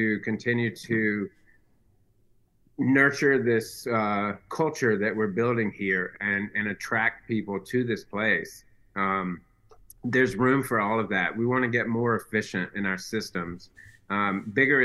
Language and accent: English; Shelby, North Carolina, United States; We say we're from Shelby, but we're actually out in the county